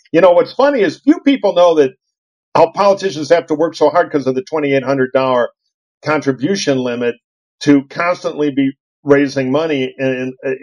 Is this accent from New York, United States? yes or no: no; Detroit, Michigan, United States; moved away; I grew up in Detroit